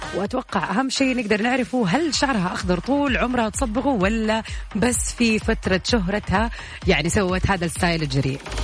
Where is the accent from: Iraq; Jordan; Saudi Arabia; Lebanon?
Saudi Arabia; عندنا في السعودية